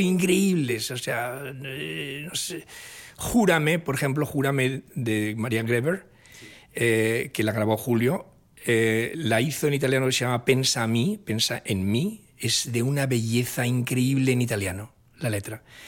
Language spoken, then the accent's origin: Spanish; Oviedo, Asturias, Spain; crecí en esa atmósfera en Asturias, en la capital de Asturias, en Oviedo